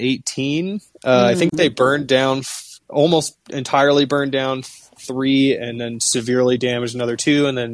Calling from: Toluca, State of Mexico, Mexico; Hey, I'm calling today from Toluca, Mexico.

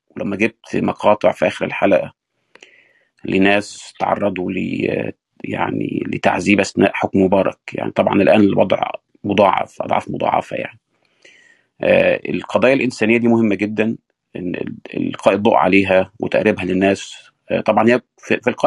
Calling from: United States; الظهر عندنا في امريكا

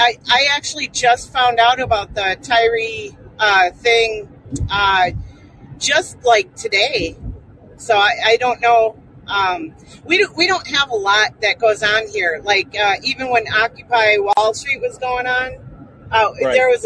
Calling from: Las Vegas, Nevada, United States; Las Vegas.

